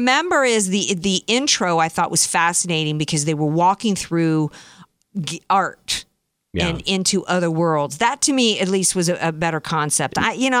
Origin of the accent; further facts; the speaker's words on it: Bronx, New York, United States; I'm from the Bronx. People like don't talk like that from the Bronx.